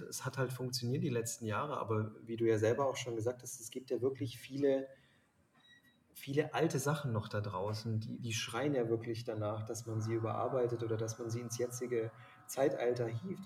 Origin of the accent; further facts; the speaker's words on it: Lake Constance, near the Swiss border, Baden-Württemberg, Germany; now in Munich, Germany; bin quasi am Bodensee ähm, groß geworden und an der Schweizer Grenze